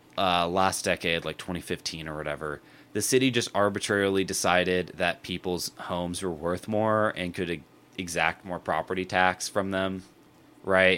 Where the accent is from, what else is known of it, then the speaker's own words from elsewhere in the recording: United States; growing up in America